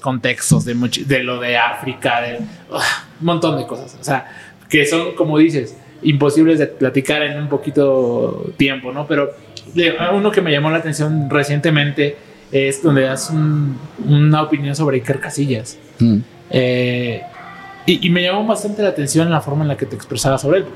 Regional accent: Mexico; Yo soy mexicano, obviamente, y yo crecí viéndolo

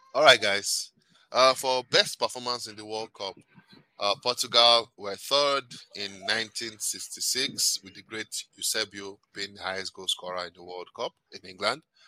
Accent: Nigeria; also born or lived in Canada; I'm Nigerian

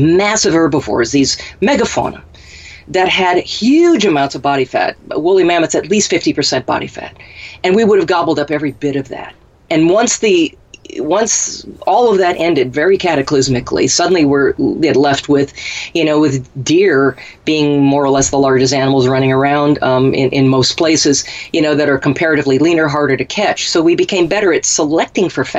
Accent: Minnesota, United States; we had poke where I grew up in Minnesota

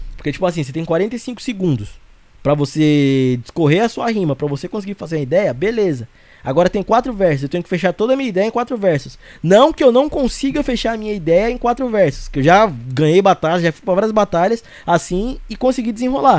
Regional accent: Arujá, São Paulo, Brazil; sou de Arujá.

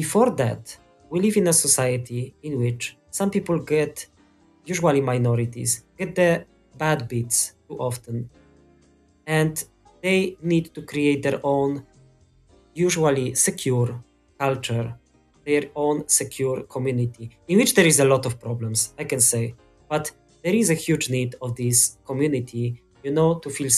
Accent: Poland; I'm from Poland

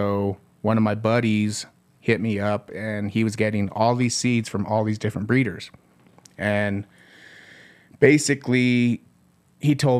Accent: Southern Colorado, United States; Born and raised in Southern Colorado.

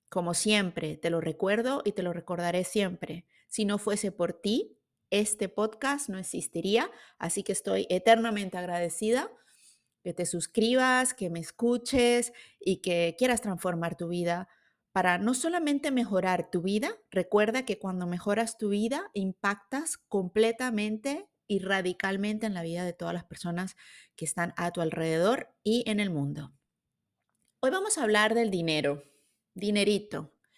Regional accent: Venezuela; now in Switzerland; Vivo en Suiza, soy de Venezuela

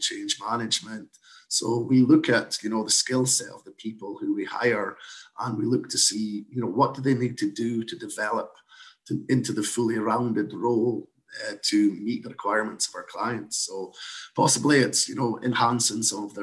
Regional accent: Scotland, United Kingdom; moved away as an adult; now in Canada; as you can probably tell from my accent, I'm not from these parts originally, but I moved over from Scotland in 2013

